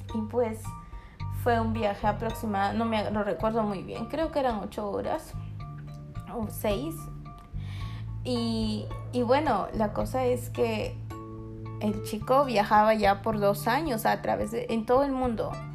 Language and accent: Spanish; Peru; Yo soy peruana